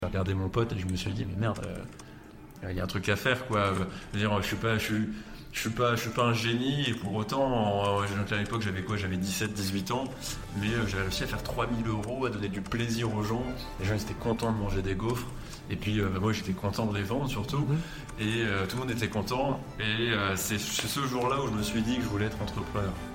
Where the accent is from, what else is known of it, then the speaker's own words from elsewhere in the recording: Lille, Hauts-de-France, France; je suis Lillois